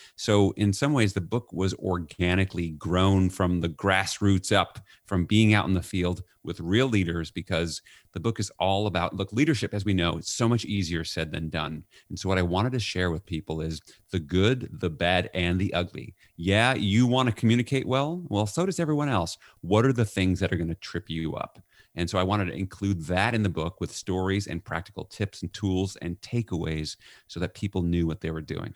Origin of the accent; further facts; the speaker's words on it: New York, United States; I'm from New York